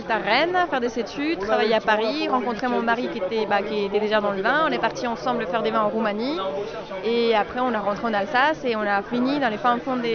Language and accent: French; Colombia; now in Albé, France; je, je suis colombienne.